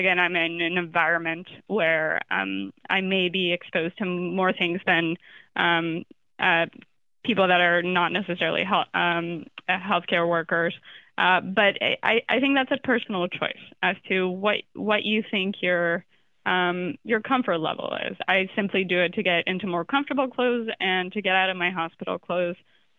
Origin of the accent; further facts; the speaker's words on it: Florida, United States; Not an expert in that, even though I'm from Florida, sadly.